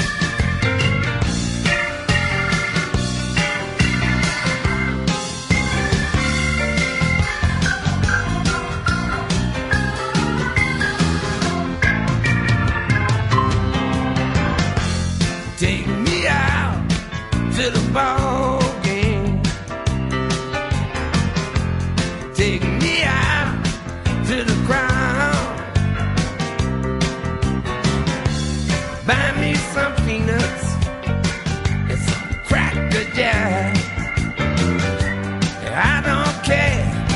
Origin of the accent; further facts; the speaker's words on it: United Kingdom; as a Brit